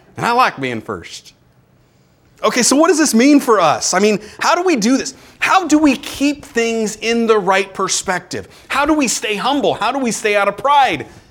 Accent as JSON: {"language": "English", "country": "United States", "said": "I'm an American"}